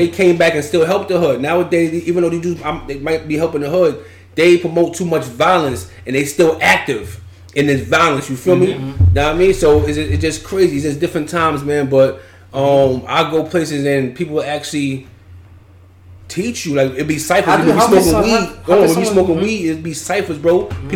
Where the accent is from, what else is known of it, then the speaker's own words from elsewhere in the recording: New York City, New York, United States; also born or lived in Long Island; growing up in Brownsville, Queens, mm-hmm. Long Island